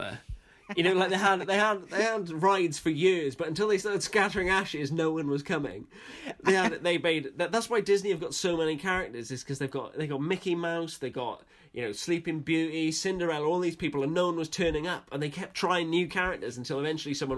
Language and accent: English; Wales, United Kingdom; I'm a Welshman who isn't a traitor and remains in Wales, in the motherland